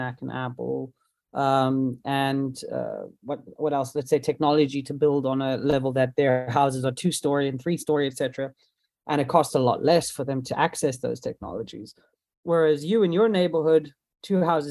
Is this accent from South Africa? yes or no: yes; South Africa; I'm from South Africa